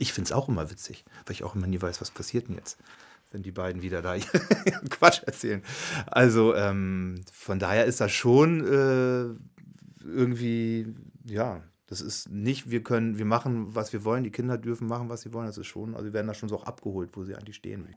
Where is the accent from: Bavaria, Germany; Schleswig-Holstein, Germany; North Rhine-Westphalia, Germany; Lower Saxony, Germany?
Lower Saxony, Germany; Wittmund; moved away; also born or lived in Hanover; ich komme aus Wittmund, aus Friesland